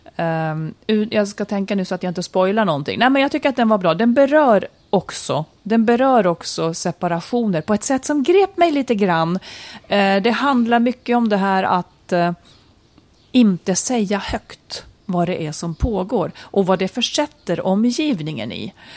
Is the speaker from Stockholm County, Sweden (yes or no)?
no; Malung, Dalarna County, Sweden; I mitt kök när jag var liten i Malung i Idbäck